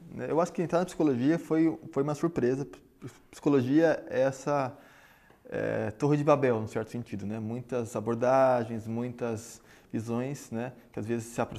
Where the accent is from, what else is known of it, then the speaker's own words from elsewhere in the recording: São Paulo, Brazil; Sou de São Paulo, voltei para São Paulo e aqui comecei a pensar, afinal, onde é que eu vou trabalhar.